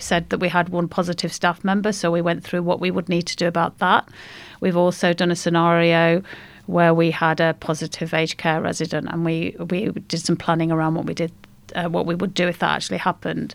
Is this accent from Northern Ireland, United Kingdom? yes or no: no; Derbyshire, East Midlands, United Kingdom; moved away as an adult; now in Australia; I'm Derbyshire.